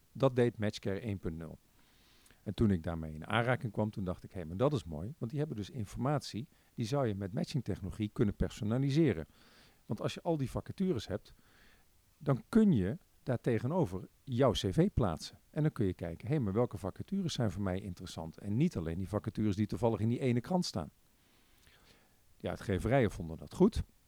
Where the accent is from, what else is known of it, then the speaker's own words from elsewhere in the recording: Breda, North Brabant, Netherlands; also born or lived in Tilburg; now in The Hague, Netherlands; geboren en getogen in Breda